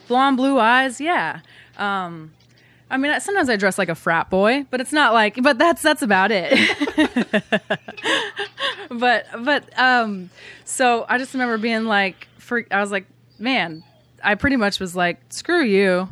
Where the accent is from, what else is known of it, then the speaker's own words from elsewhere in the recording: Bremerton, Washington, United States; I grew up in Bremerton, Washington